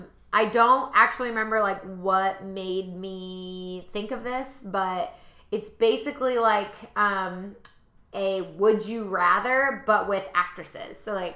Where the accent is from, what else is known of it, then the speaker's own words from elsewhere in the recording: Columbus, Ohio, United States; growing up in Columbus